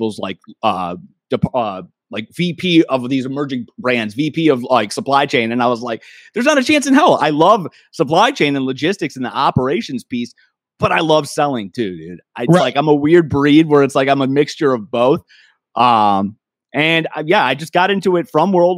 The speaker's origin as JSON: {"language": "English", "region": "Michigan", "country": "United States", "tie": "born or raised there", "also_born_or_lived": "Wisconsin / California", "moved": "yes", "lives_now": "Kirkland, United States", "said": "I'm born and raised in Michigan, trickled down to Wisconsin, I moved out to California. Now I'm in Seattle or Kirkland"}